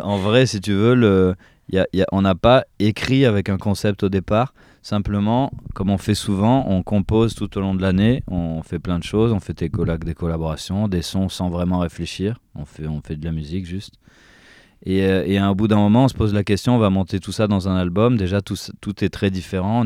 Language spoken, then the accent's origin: French; France; on, est quand même né en France